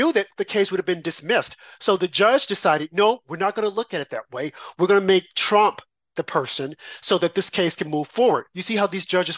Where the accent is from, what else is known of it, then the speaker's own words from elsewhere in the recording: Arkansas, United States; I'm from Arkansas.